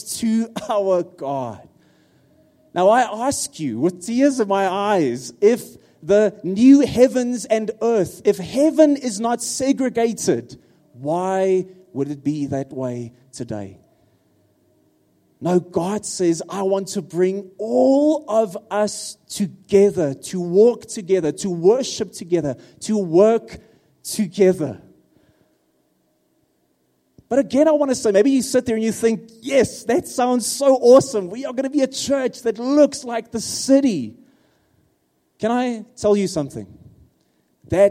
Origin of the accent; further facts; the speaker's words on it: Free State, South Africa; first language Afrikaans; English is a second language; now in Pretoria, South Africa; I'm an Afrikaans guy from the Free State